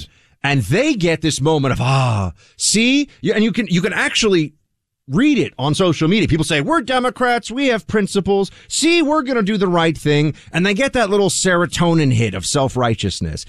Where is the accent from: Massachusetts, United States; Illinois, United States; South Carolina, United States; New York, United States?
New York, United States; I grew up here in New York